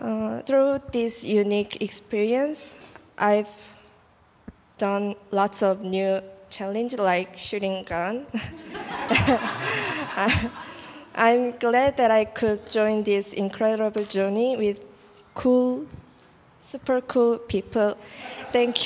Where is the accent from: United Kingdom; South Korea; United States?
South Korea; English is a second language; moved away as an adult; I'm their student from Korea.